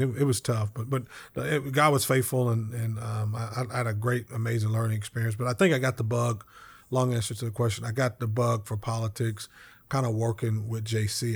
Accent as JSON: {"language": "English", "town": "Lawton", "region": "Oklahoma", "country": "United States", "tie": "born or raised there", "said": "my hometown in Lawton"}